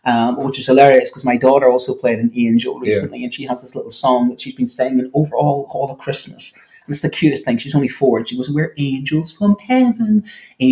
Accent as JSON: {"language": "English", "country": "Ireland", "said": "I'm an Irishman"}